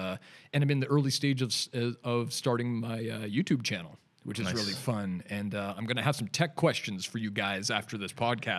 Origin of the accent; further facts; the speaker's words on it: Canada; now in Newcastle upon Tyne, United Kingdom; I'm a Canadian, if you couldn't tell from my weird accent. And just relocated over to Newcastle upon Tyne.